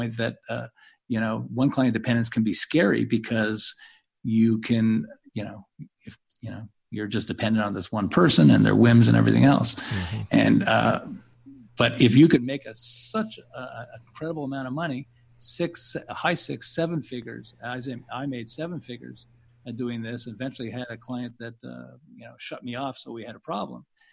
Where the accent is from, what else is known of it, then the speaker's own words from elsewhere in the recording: Montreal, Quebec, Canada; now in Southern California, United States; I'm originally from Montreal. So Canadians, eh? But I live in Southern California now